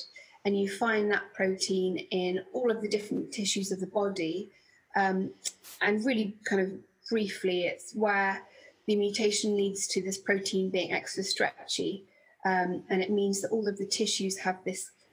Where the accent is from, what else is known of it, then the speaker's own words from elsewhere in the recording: Bedfordshire, East of England, United Kingdom; I grew up in Bedfordshire, in the countryside